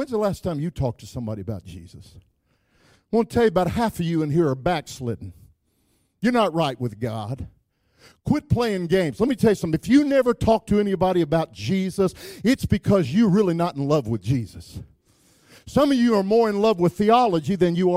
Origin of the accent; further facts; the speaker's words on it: Wichita Falls, Texas, United States; I grew up in Wichita Falls, Texas